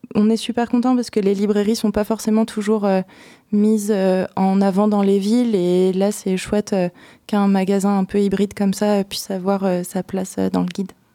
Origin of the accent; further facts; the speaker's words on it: Seine-et-Marne, Île-de-France, France; moved away as an adult; now in Poitiers, France; J'ai grandi en Seine-et-Marne, mes parents sont charentais